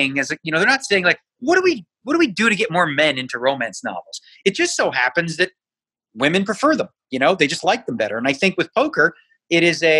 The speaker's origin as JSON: {"language": "English", "town": "Toronto", "region": "Ontario", "country": "Canada", "tie": "born or raised there", "moved": "yes", "lives_now": "Las Vegas, United States", "said": "I grew up in Toronto"}